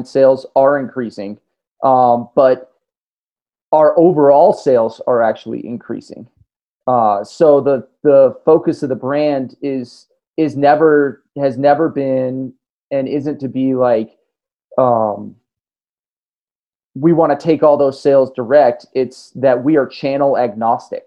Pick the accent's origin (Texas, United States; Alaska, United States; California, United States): California, United States; Tahoe City; Alpenglow Sports in my hometown in Tahoe City, California